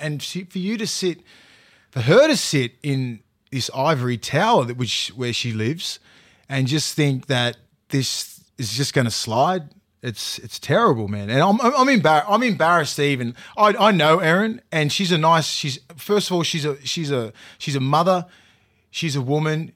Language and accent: English; Australia; also born or lived in New Zealand; I was born up in, I was brought up in Australia, born in New Zealand